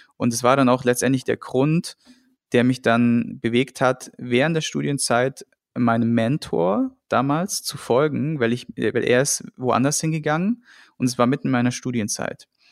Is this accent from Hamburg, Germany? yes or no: no; Friedrichshafen, Baden-Württemberg, Germany; moved away as an adult; also born or lived in Darmstadt / Cologne; ich bin dann damals vom beschaulichen Schwabeländle, Bodensee-Friedrichshafen